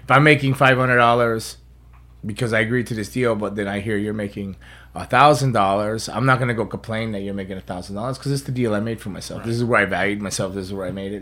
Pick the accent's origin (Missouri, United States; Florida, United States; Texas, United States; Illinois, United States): Florida, United States; South; South Floridian, so I was born and raised here.